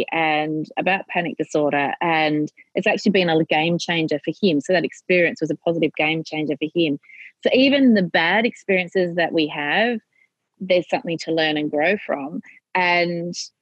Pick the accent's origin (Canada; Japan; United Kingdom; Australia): Australia; I am your Australian content